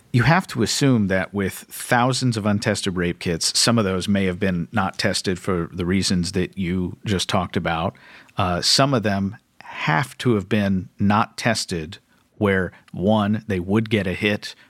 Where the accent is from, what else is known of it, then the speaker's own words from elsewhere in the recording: Kentucky, United States; my home state of Kentucky